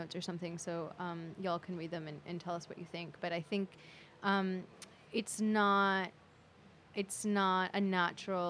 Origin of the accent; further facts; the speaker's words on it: California, United States; now in New York, United States; I am, you know, like, Indian, and I grew up in California